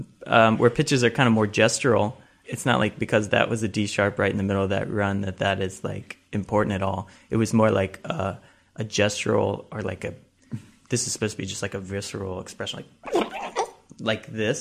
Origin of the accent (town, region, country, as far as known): Columbus, Ohio, United States; moved away